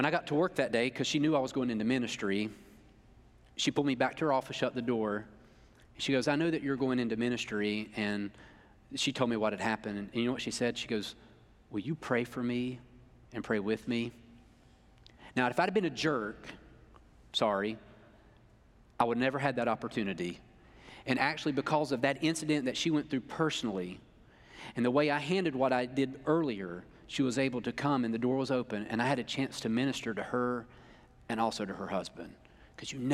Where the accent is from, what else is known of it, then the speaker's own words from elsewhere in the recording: North Carolina, United States; I am from North Carolina, and I went there